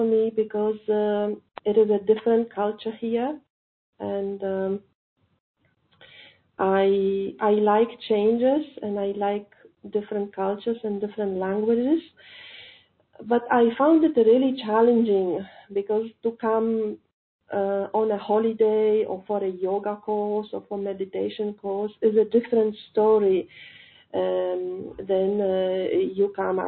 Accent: Poland; moved away as an adult; now in India; I'm calling from India, but actually I'm not Indian. I'm from Poland.

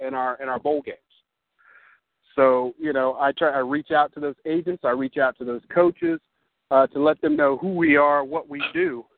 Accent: Ohio, United States; now in Sacramento, United States; I am originally from Ohio. I relocated here. I'm in Sacramento now

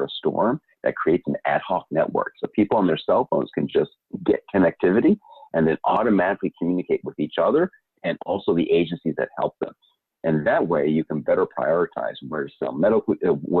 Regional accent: Puerto Rico; moved away; I'm from Puerto Rico. My parents live in Puerto Rico.

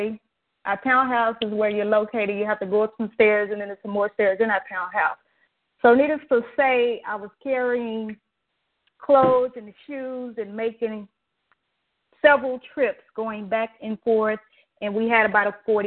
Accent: Dallas, Texas, United States; I'm from Dallas, not a big thing. We recently moved back this way about a year ago.

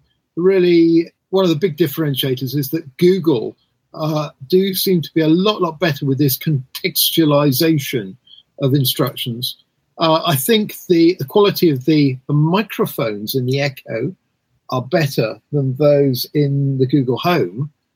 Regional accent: England, United Kingdom; now in New York, United States

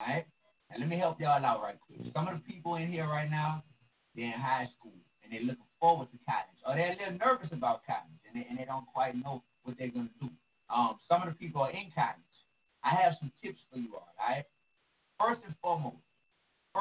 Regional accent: New Orleans, Louisiana, United States; from New Orleans, like me

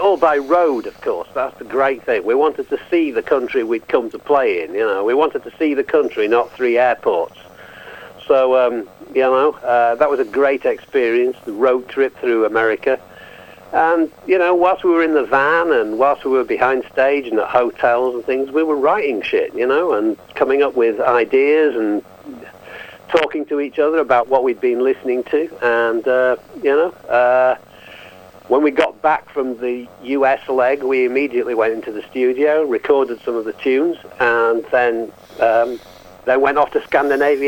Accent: England, United Kingdom; now in Yorkshire, United Kingdom; I'm from England, and I'm calling from Yorkshire, just north of Leeds

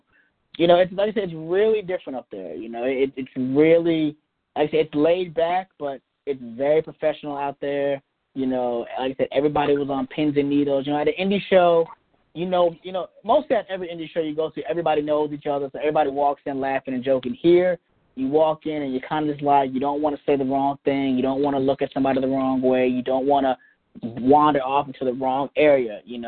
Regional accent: Henderson, North Carolina, United States; now in Tampa, United States; I moved from Henderson, North Carolina to Tampa, Florida. I moved in with my aunt and uncle, and they took me in for 3 months

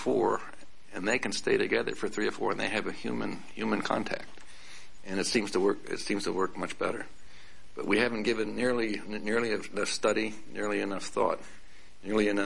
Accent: California, United States; California, my home state

